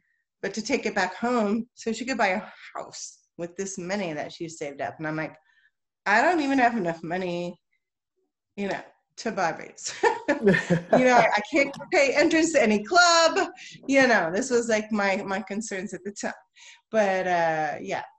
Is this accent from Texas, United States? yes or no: yes; Texas, United States; I'm from Texas, I'm from the United States.